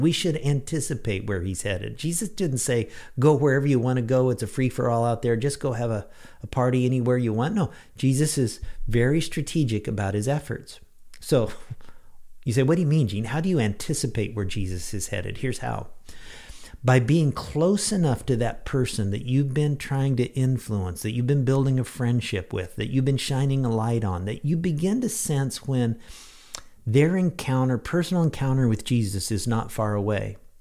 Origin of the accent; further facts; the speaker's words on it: Lincoln, Illinois, United States; when I was in high school, President Gerald Ford made a brief stop at my hometown, Little Lincoln, Illinois